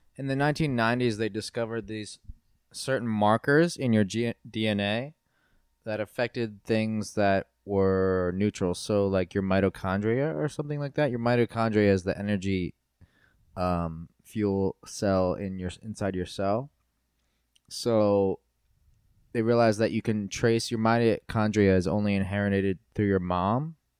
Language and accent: English; East Coast, United States; a white American from the East Coast